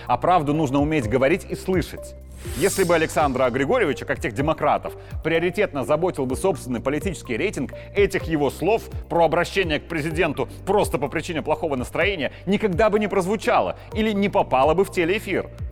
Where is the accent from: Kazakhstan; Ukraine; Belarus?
Belarus; просто как белорус